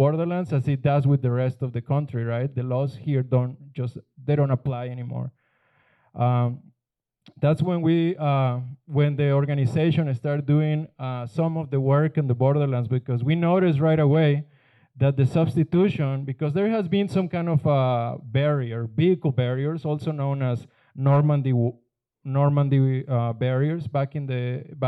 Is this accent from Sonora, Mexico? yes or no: yes; Guaymas, Sonora, Mexico; moved away; Guaymas is my hometown